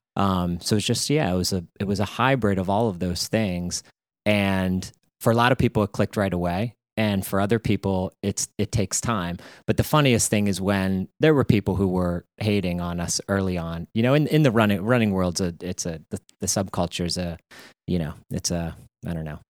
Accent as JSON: {"language": "English", "town": "Pittsburgh", "region": "Pennsylvania", "country": "United States", "tie": "born or raised there", "also_born_or_lived": "Connecticut", "moved": "as an adult", "lives_now": "New England, United States", "said": "I grew up in Pittsburgh"}